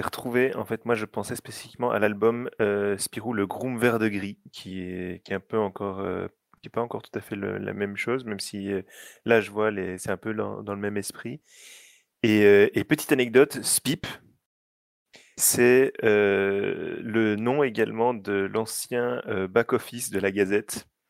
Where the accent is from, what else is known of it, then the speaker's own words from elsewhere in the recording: Belgium; je suis belge